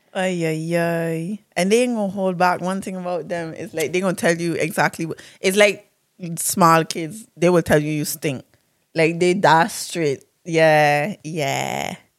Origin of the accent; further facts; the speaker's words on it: Saba, Caribbean Netherlands; I'm from Saba.